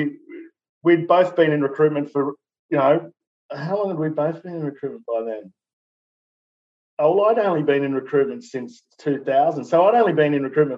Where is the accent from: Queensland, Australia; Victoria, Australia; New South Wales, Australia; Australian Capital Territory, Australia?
New South Wales, Australia; Newcastle; Newcastle, my hometown